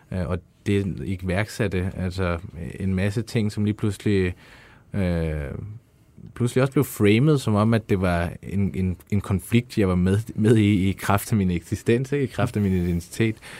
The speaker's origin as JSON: {"language": "Danish", "country": "Afghanistan", "moved": "yes", "lives_now": "Denmark", "said": "Jeg er fra Afghanistan."}